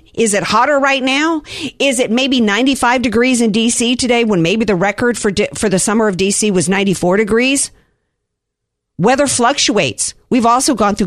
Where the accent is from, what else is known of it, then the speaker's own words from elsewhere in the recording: the South, United States; I grew up in the South